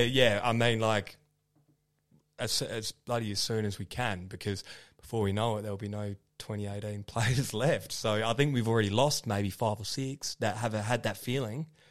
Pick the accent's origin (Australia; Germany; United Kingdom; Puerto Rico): Australia; Kalgoorlie, Western Australia; moved away; my hometown